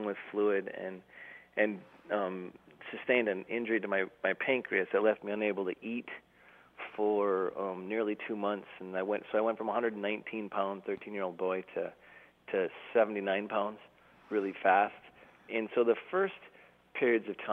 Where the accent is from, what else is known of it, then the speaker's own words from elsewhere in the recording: Duluth, Minnesota, United States; we're driving home from Kansas City, Missouri to Duluth, Minnesota